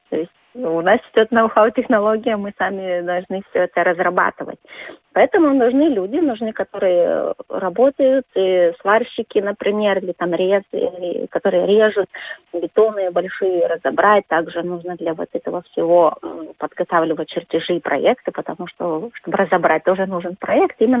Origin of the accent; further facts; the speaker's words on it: Lithuania; Russian is a second language; Мне сначала, когда вот я, литовка, приехала в такой город, было чуть-чуть э, ну, как бы некомфортно, потому что везде вот этот русский язык, а я как бы к нему так сильно не привыкла.